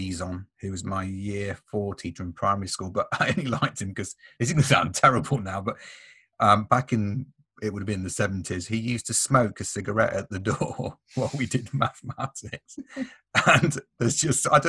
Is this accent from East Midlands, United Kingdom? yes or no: yes; Nottingham, East Midlands, United Kingdom; accent: Nottingham; my Nottingham accent, but with A Up Me Duck and all